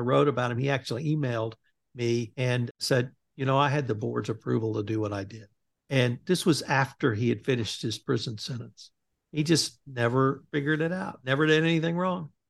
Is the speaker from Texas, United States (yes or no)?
yes; Bryan, Texas, United States; my hometown of Bryan, Texas